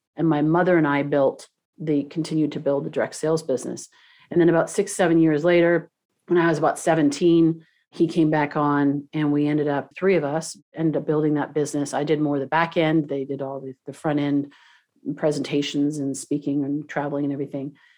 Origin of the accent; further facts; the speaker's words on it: Toronto, Ontario, Canada; now in Southern California, United States; I grew up in, in Toronto